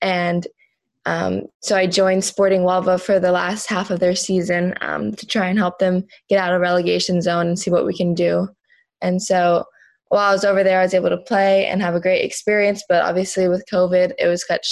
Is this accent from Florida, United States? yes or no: yes; Jupiter, Florida, United States; I'm from Jupiter, Florida